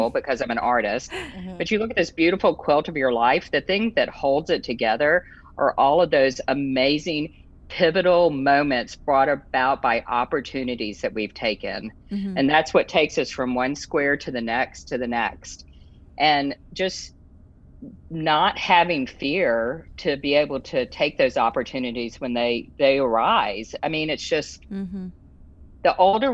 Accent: Louisiana, United States; we're all Coonasses from Louisiana

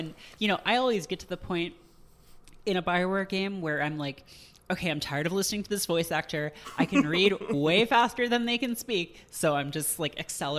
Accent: England, United Kingdom; allowed to do that because I'm English.

